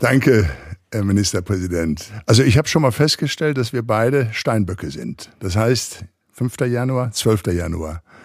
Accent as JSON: {"language": "German", "town": "Recklinghausen", "region": "North Rhine-Westphalia", "country": "Germany", "tie": "born or raised there", "moved": "as an adult", "lives_now": "Los Angeles, United States", "said": "ich komme ja aus Recklinghausen, aus dem Ruhrgebiet"}